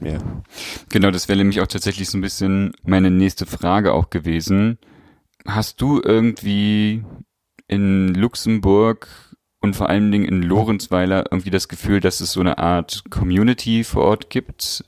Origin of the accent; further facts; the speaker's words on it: East Germany, Germany; ich komme ja aus Ostdeutschland